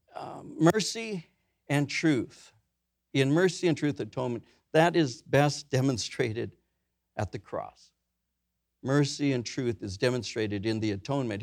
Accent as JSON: {"language": "English", "town": "Norwalk", "region": "California", "country": "United States", "tie": "born or raised there", "said": "I grew up in Norwalk. The city over was downy"}